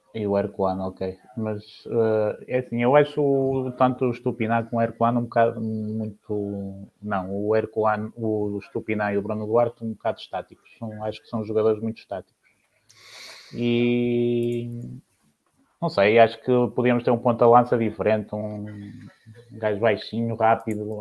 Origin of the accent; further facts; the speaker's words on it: Braga, Norte, Portugal; A minha terra é Braga